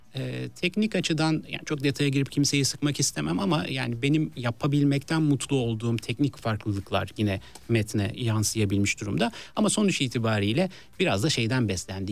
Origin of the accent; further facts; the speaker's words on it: Istanbul, Turkey; ben yani Bağdat Caddesi taraflarında doğup büyüdüm